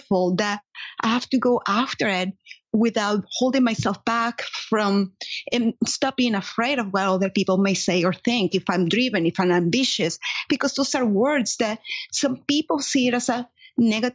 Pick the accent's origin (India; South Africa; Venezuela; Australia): Venezuela; Caracas, Capital District; English is a second language; moved away as an adult; now in United States; I was born and raised in Caracas, Venezuela.